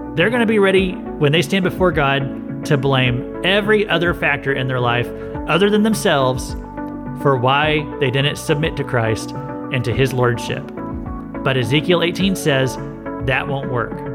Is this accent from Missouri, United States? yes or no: yes; Missouri, United States; I'm from Missouri too